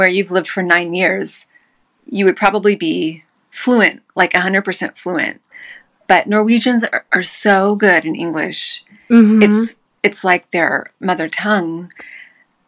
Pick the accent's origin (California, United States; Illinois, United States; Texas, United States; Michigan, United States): Texas, United States; small town near Waco; moved away as an adult; now in Oslo, Norway; I'm from a really small town. The closest big city is Waco.